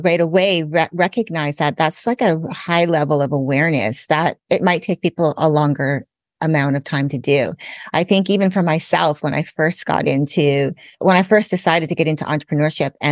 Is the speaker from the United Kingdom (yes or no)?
no; Canada; I grew up in Canada. I'm also a US citizen, so I have dual citizenship